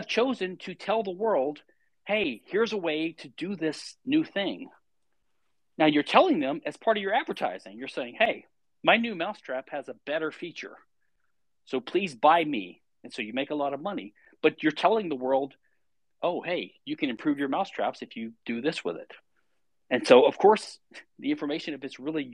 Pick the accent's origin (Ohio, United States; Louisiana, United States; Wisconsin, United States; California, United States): Louisiana, United States; I'm from Louisiana